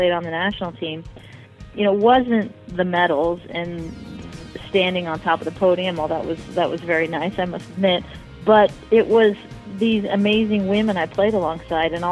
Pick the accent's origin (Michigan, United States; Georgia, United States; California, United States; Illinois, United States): California, United States; Southern; I grew up in Southern California